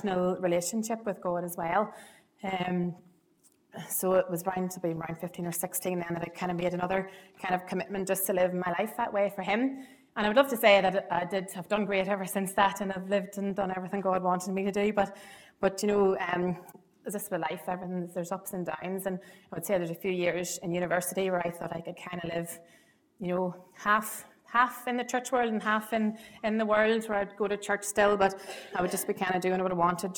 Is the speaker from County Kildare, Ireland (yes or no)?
no; Ballybay, County Monaghan, Ireland; I'm from Monaghan originally. So I've known the privilege of knowing Trevor Esther since I was knee-high to a grasshopper. I was brought up in Monaghan near Bally Bay